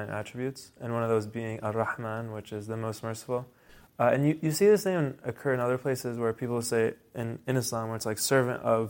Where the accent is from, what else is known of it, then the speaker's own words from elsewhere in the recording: Cincinnati, Ohio, United States; also born or lived in Lexington, Kentucky / Kuwait / Missouri; came back to Westchester, which is Cincinnati area, second grade. And I've been in Cincinnati since second grade